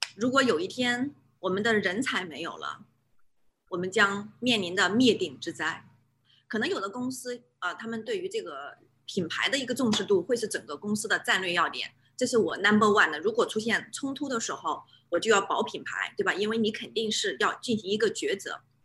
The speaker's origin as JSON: {"language": "Chinese", "country": "China", "tie": "born or raised there", "moved": "as an adult", "lives_now": "New Zealand", "said": "我纯正地来自中国，我是从小在中国大陆出生 做到教育长大"}